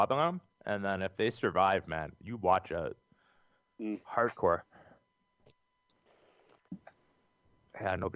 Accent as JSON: {"language": "English", "country": "Canada", "said": "I'm fucking Canadian"}